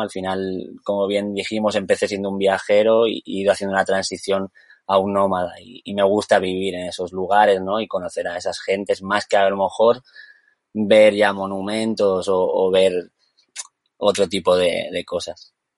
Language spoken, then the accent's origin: Spanish; Andorra; moved away; also born or lived in Tenerife; nací en Andorra